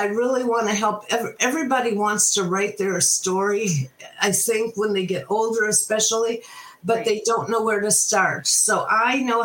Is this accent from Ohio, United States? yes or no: yes; Cleveland, Ohio, United States; growing up in Cleveland on Lake Erie